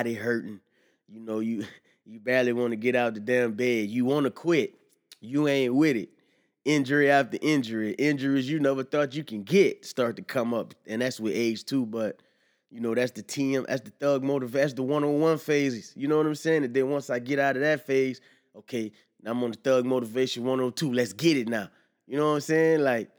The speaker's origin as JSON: {"language": "English", "region": "the South", "country": "United States", "said": "I'm from the South"}